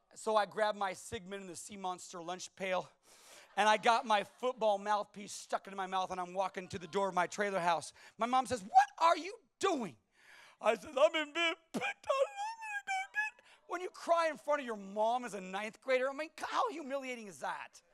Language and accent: English; California, United States; moved away; I was from California.